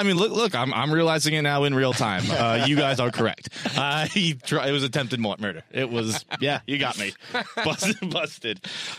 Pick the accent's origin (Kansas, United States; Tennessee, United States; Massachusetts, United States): Massachusetts, United States; Fall River; I'm from Fall River, Massachusetts. It's like 45 minutes south of Boston.